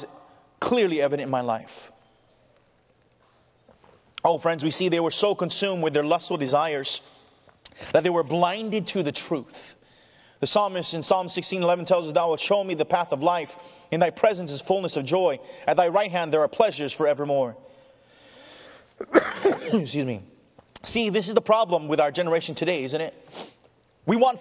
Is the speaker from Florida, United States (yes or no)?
no; California, United States; being a Californian as I am